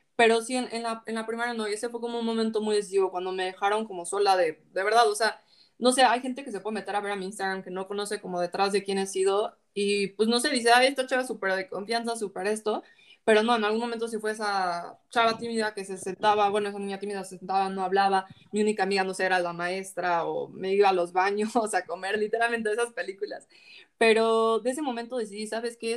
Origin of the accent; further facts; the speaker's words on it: Mexico; somos mexicanos